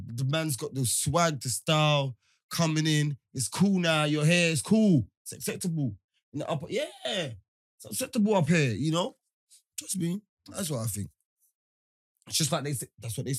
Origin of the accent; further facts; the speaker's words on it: London, United Kingdom; I'm from East.